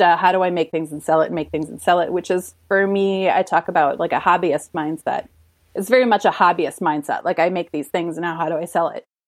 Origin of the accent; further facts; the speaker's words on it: United States; growing up in the United States